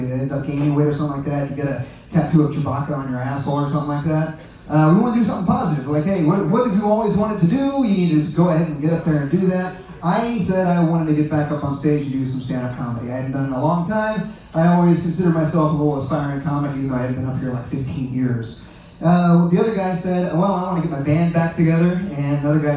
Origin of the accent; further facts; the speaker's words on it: Kansas, United States; I'm actually from Kansas